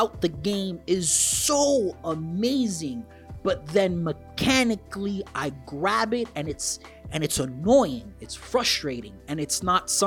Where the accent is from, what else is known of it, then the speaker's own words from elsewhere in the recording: New York City, New York, United States; I am born and bred in New York City